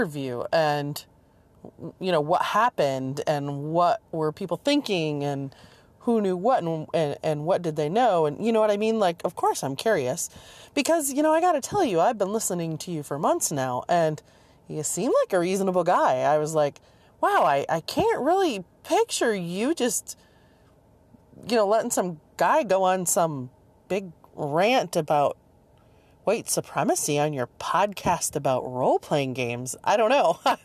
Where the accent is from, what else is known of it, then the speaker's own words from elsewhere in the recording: Michigan, United States; also born or lived in Seattle, Washington / rural Virginia; now in Virginia, United States; I grew up in Michigan and then moved to Seattle and then moved to rural Virginia